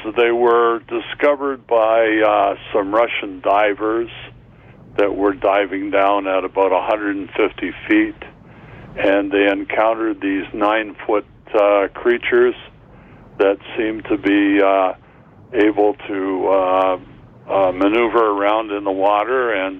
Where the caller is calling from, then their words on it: Brantford, Ontario, Canada; I'm calling from Brantford.